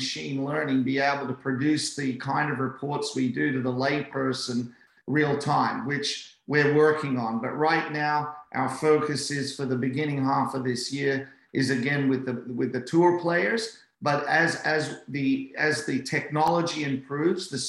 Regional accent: Australia; as an Aussie

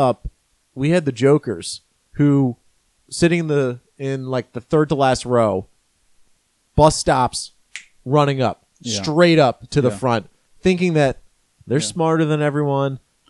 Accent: Maryland, United States; moved away; my regular home in Maryland when I grew up. I grew up in Maryland.

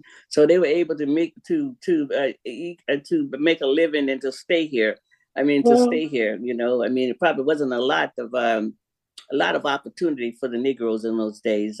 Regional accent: Goldsboro, United States; I grew up in Goldsboro, which is was one of the first oldest Black townships in America.

